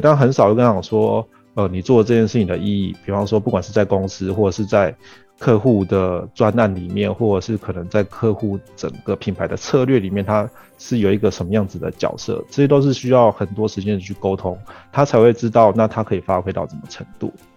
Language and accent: Chinese; Argentina; now in Taiwan; 我是在阿根廷长大的，然后我们家也都是一直是做跟创业或者是做生意相关的